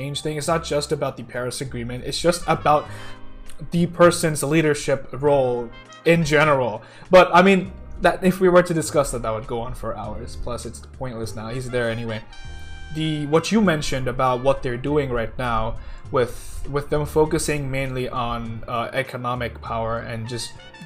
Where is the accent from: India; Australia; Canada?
India; I'm from India